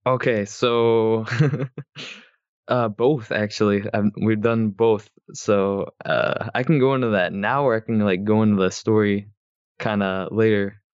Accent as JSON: {"language": "English", "region": "Michigan", "country": "United States", "said": "I'm from Michigan, and I'm a freshman in college this year."}